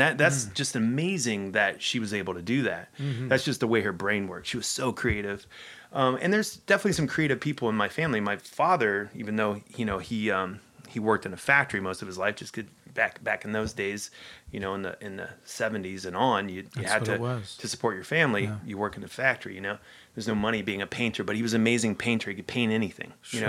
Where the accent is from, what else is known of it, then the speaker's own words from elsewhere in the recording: Ohio, United States; in Ohio, that is not quite the case.